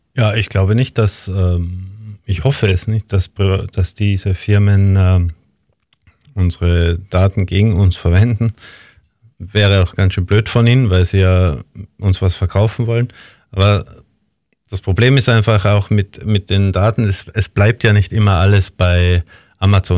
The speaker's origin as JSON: {"language": "German", "region": "Tyrol", "country": "Austria", "tie": "born or raised there", "also_born_or_lived": "Linz, Austria", "moved": "yes", "lives_now": "Vienna, Austria", "said": "in meine Heimat nach Tirol"}